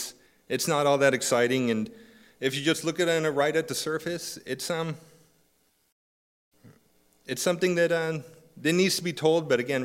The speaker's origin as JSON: {"language": "English", "region": "California", "country": "United States", "tie": "born or raised there", "said": "I attended school, moved around some, and eventually found myself growing up in Southern California"}